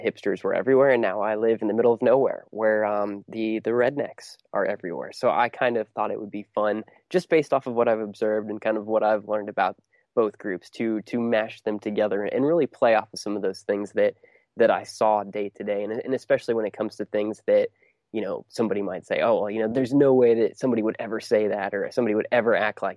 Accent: Ohio, United States; I grew up in Ohio

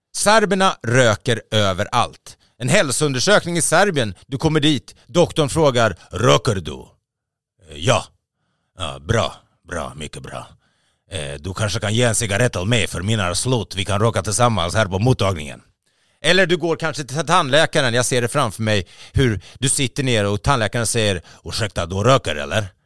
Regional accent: Sweden; vi svenskar

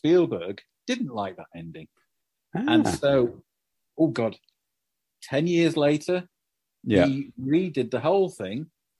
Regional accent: Doncaster, Yorkshire and the Humber, United Kingdom; when I was a kid growing up in Doncaster, you know, grim place.

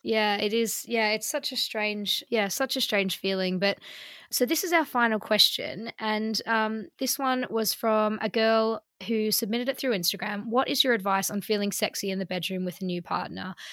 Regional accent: Melbourne, Victoria, Australia; now in London, United Kingdom; in Melbourne, where I'm from

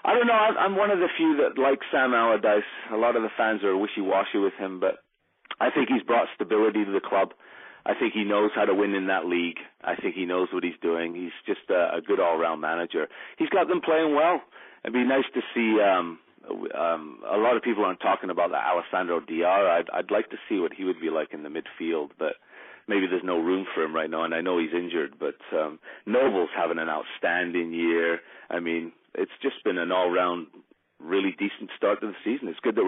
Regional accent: Odiham, South East England, United Kingdom; also born or lived in Scotland; now in Canada; I grew up in England, Sean. My old man was in the forces, so I grew up in the place called, I don't know if you heard of it, Odium in Hampshire.

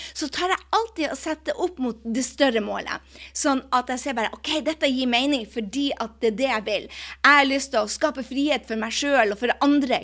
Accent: Norway; moved away; når jeg er hjemme i Norge

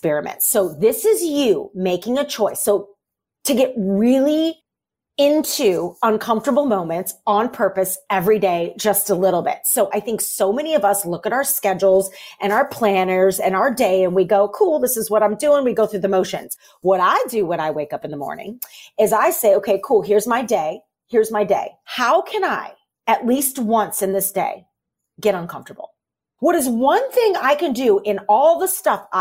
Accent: St. Louis, Missouri, United States; I grew up in St. Louis and in high school, and I'm a kid of the 90s

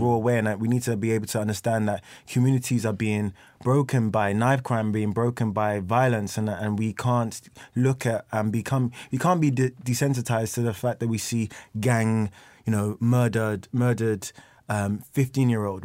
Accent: London, United Kingdom; I'm from, like, East London

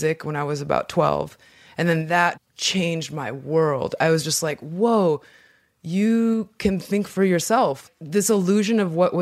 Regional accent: Inland Empire, California, United States; also born or lived in Mexico; I was born in Mexico and then my family came to America in 1986 or 88, I can't remember. And we moved to the Inland Empire, which is about 2 hours from

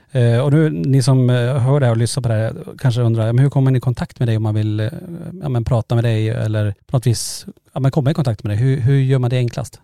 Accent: Norrland, Sweden; vi är från Norrland

